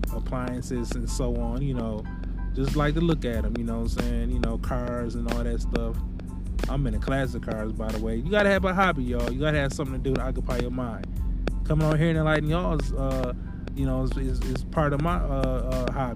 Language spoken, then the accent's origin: English; Milwaukee, Wisconsin, United States; moved away; my hometown in Milwaukee